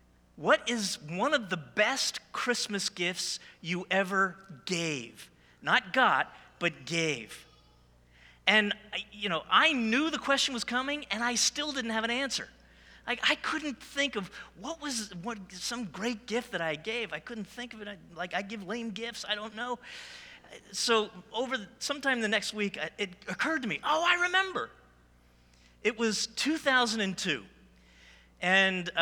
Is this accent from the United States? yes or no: yes; New Jersey, United States; I was born and raised in New Jersey